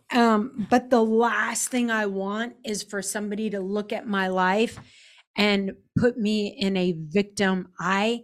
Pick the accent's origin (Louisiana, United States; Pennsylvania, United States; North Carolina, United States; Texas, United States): Texas, United States; Dallas; I'm already a Mormon from, or was a Mormon from Dallas.